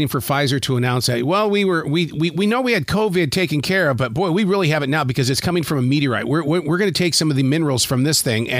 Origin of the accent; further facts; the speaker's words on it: Montana, United States; I grew up in Montana.